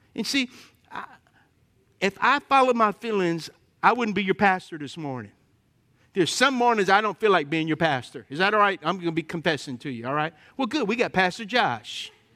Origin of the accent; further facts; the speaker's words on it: Lafayette, Louisiana, United States; I grew up in Lafayette.